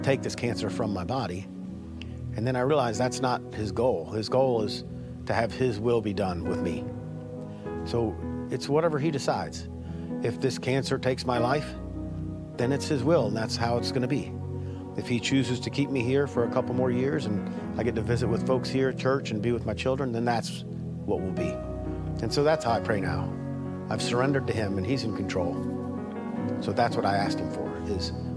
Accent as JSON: {"language": "English", "town": "Columbia", "region": "South Carolina", "country": "United States", "tie": "born or raised there", "said": "I grew up here in Columbia. I went to Spring Valley High School, so I'm a local fella."}